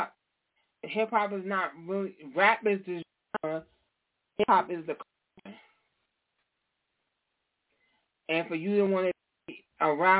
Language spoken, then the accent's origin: English; New York, United States; I'm from New York